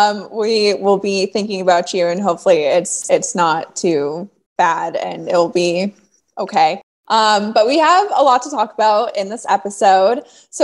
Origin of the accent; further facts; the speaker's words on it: Colorado, United States; I grew up in Colorado, and so we would have blizzard weather and you would be snowed in for 2 weeks at a time